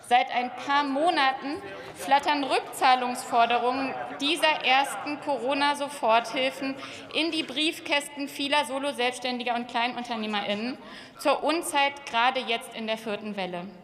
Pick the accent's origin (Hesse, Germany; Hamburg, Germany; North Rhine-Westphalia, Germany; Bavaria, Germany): Hamburg, Germany; ich bin aus Hamburg, dem Tor zur Welt